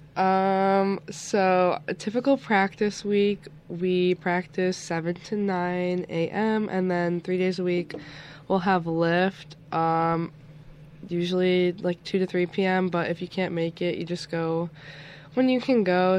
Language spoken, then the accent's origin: English; Niagara Falls, New York, United States; I'm originally from Niagara Falls